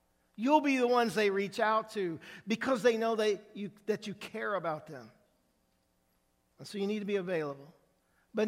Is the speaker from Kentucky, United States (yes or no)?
no; Indiana, United States; moved away; I am from Indiana